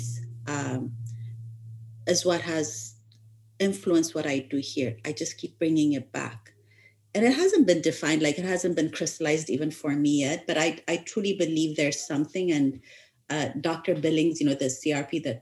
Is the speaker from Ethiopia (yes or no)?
yes; Ethiopia; moved away; I grew up in Ethiopia, I was born in Ethiopia, but my education abroad